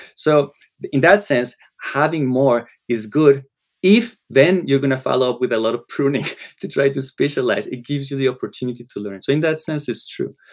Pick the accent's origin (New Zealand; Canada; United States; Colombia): Colombia; first language Spanish; English is a second language; moved away; I grew up in Colombia. Spanish was the language